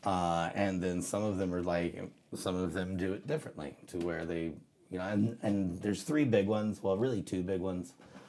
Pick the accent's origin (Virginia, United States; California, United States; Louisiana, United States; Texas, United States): Louisiana, United States; South; moved away; also born or lived in South Mississippi / Tennessee; I was born in South Mississippi and raised in South Louisiana.